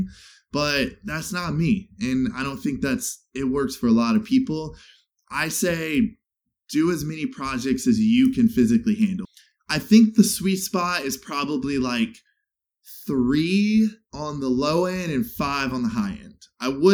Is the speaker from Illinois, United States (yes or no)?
yes; Chicago, Illinois, United States; now in Los Angeles, United States; growing up in Chicago, growing up in the Midwest